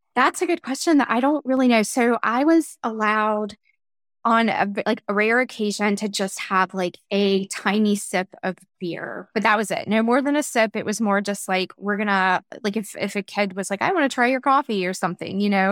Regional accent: North Carolina, United States; moved away as an adult; also born or lived in Chicago / Germany / Atlanta; I was born and raised in North Carolina

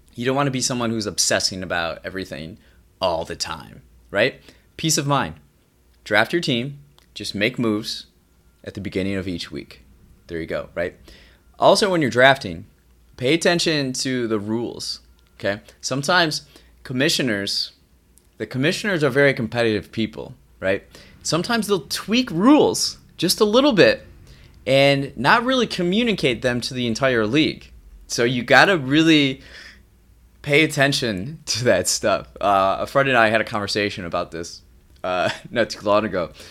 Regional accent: Midwest, United States; I grew up in the Midwest, and here, sports are a big deal.

